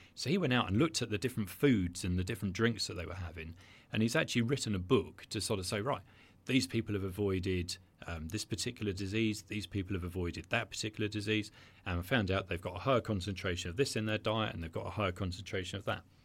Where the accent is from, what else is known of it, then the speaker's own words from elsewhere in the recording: Brighton, South East England, United Kingdom; I'm Brighton, born and bred